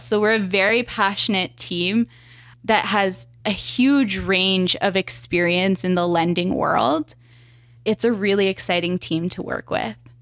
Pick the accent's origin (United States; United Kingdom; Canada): Canada; Regina, Saskatchewan; also born or lived in Montreal; I was born, or I was raised in Regina here.